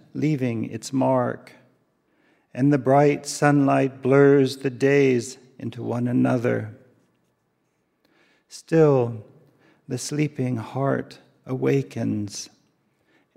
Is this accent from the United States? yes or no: yes; the South, United States; moved away; also born or lived in Japan; as a young man growing up in the South